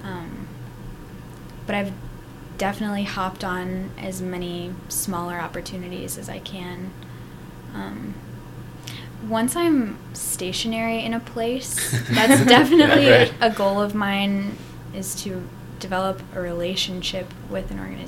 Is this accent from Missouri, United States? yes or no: yes; Columbia, Missouri, United States; I'm from Columbia